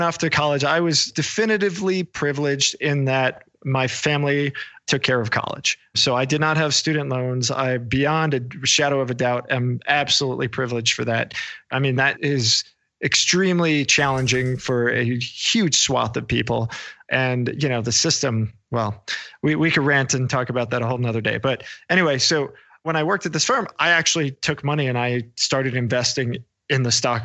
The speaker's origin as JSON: {"language": "English", "region": "New York", "country": "United States", "tie": "born or raised there", "said": "I grew up in New York"}